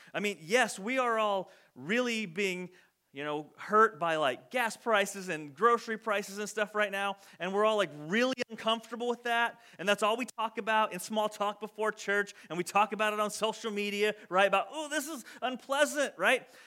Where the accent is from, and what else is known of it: United States